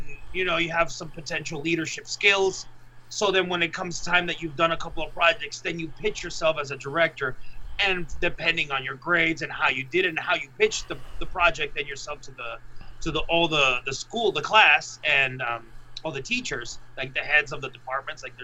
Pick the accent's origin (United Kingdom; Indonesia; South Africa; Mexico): Mexico; English is a second language; also born or lived in Laredo, Texas, United States; I lived in Mexico the majority of my life, so I just say I'm Mexican because it's like where I was brought up.